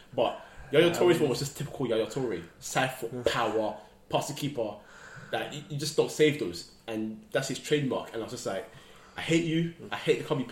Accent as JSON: {"language": "English", "country": "Ghana", "said": "I'm Ghanaian as well"}